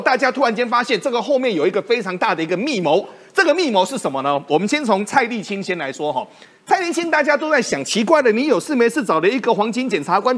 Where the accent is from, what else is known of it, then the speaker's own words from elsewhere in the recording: Taiwan; accent: Taiwanese; 那我们台湾话就是说，虾米塞乎，喘哭虾米万的都得。